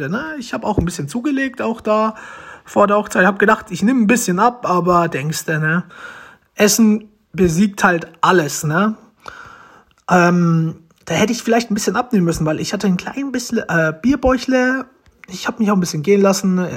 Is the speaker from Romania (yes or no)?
yes; Romania; German is a second language; now in Germany; Deutsch ist nicht das Beste. Ich möchte mich dafür schon mal entschuldigen weil ich bin ja adoptiert, ich komme eigentlich aus Rumänien.